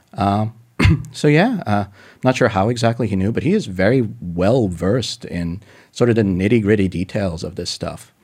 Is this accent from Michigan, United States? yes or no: no; Denver, Colorado, United States; my family's Russian. Uh, I was born in, just in Denver